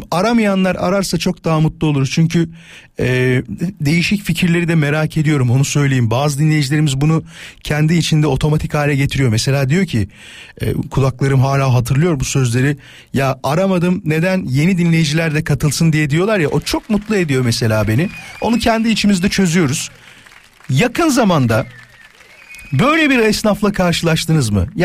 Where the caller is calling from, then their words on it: Yalova, Turkey; Ben Yalova'dan.